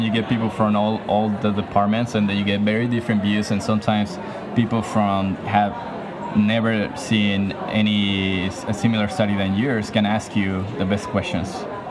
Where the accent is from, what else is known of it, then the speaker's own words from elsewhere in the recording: small town near Guadalajara, Jalisco, Mexico; moved away; I'm from Mexico as well, but from a small town near Guadalajara.